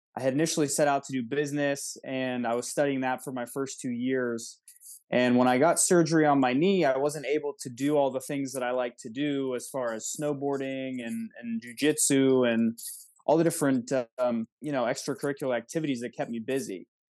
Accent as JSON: {"language": "English", "town": "Wexford", "region": "Pennsylvania", "country": "United States", "tie": "born or raised there", "said": "I grew up in Wexford, so not too far south from there"}